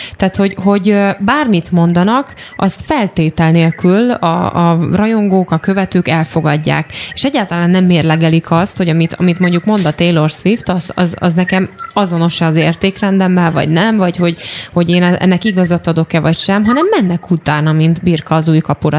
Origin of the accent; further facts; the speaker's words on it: Eger, Heves, Hungary; Egri lévén